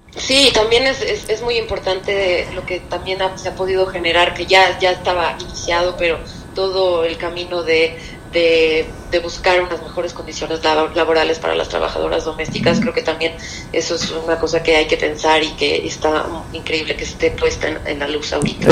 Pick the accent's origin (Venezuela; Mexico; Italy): Mexico; soy una actriz mexicana